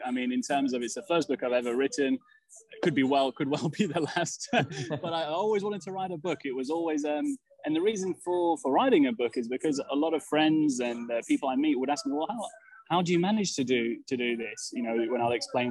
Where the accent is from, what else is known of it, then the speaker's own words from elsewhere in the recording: England, United Kingdom; growing up in England, being born in England to a Serbian family